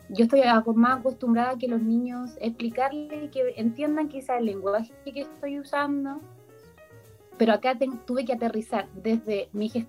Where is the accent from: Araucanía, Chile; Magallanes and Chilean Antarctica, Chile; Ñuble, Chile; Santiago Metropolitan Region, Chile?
Santiago Metropolitan Region, Chile; Santiago; now in Concepción, Chile; Mira, yo de partida, mi historia, vengo de Santiago, eh, llegué en 2012 y me quedé en, Concepción